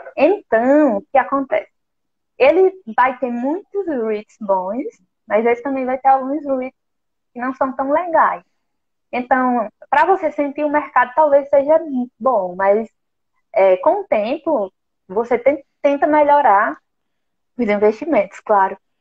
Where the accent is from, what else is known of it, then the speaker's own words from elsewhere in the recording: Brazil; nós, como brasileiros